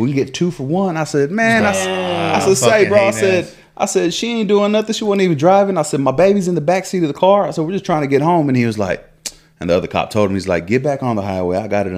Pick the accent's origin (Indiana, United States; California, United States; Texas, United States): Texas, United States; I was like, bro, I don't even live here. I said, I'm from Texas and yada.